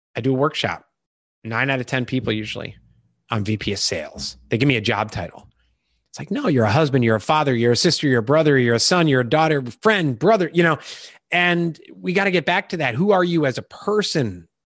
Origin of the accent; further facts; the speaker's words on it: Chicago, Illinois, United States; moved away as an adult; also born or lived in Iowa; now in Charleston, South Carolina, United States; I grew up in Illinois, Chicago